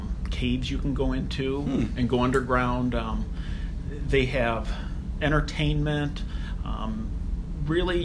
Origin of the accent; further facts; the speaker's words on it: Cleveland, Ohio, United States; I grew up in Cleveland, and I'm still here